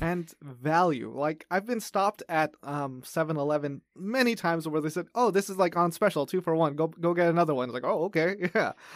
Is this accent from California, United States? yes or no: yes; Los Angeles, California, United States; moved away as an adult; now in Taiwan; I grew up in Los Angeles